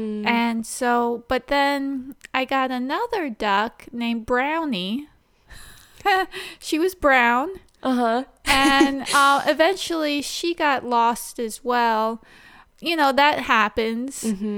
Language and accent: English; Ijamsville, Maryland, United States; Oh, well, I grew up on 2.5 acres in Imesville, Maryland. I guess that's in Frederick County. And we grew up across from a cow pasture as well.